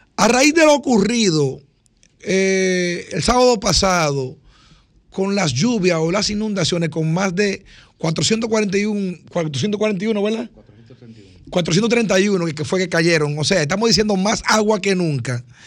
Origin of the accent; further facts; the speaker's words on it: Dominican Republic; así nos dice que somos dominicanos